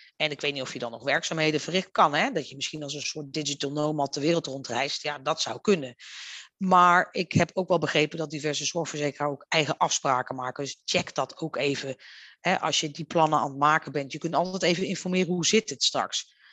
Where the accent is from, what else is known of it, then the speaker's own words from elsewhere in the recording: Netherlands; wij zijn als Nederlanders